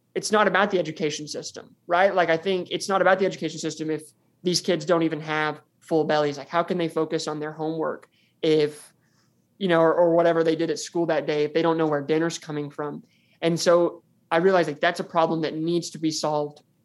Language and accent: English; Farmington, Arkansas, United States; I'm from Farmington, Arkansas, which is five miles down the road from the university. And this is where I was born and raised